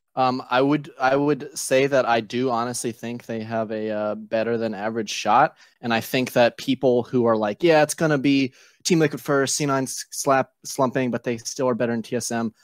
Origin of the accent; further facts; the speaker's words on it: Richmond, Virginia, United States; I'm from Richmond, Virginia.